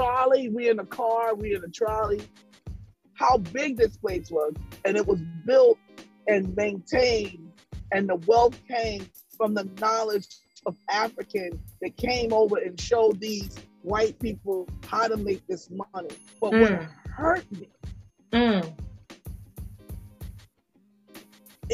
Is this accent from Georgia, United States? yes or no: yes; Statesboro, Georgia, United States; I was born in Statesboro, Georgia. I'm from the South